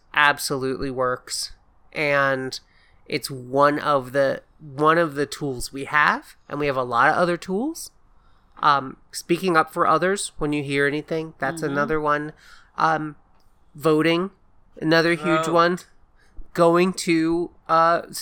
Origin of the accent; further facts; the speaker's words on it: the South, United States; I grew up in the South